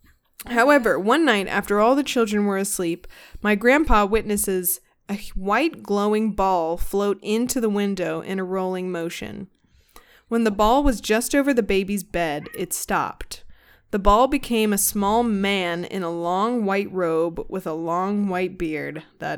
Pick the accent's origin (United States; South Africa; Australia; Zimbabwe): United States; I grew up essentially right across the Ohio River where my grandparents both grew up.